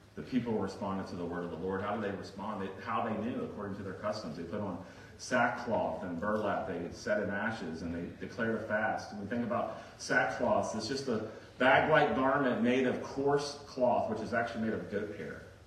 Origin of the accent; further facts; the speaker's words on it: Virginia Beach, Virginia, United States; I remember growing up in Virginia Beach where it would get really hot in the summers